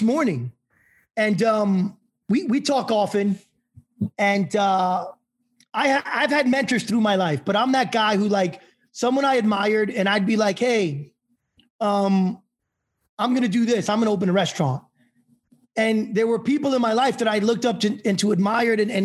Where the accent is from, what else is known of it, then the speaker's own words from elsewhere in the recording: New York City, New York, United States; I grew up in New York City in the late 80s